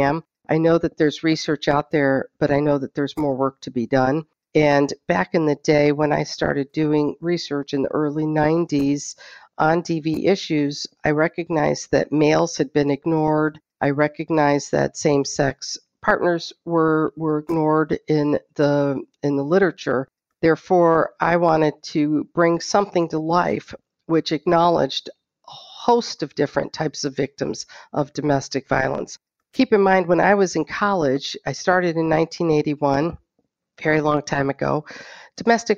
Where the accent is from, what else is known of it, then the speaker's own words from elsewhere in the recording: Muncie, Indiana, United States; also born or lived in Pakistan / Canada; We moved to Muncie when I was about five, and so I pretty much grew up in Muncie